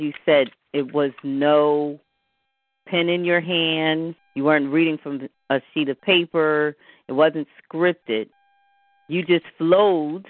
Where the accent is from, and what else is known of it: Philadelphia, Pennsylvania, United States; born or raised there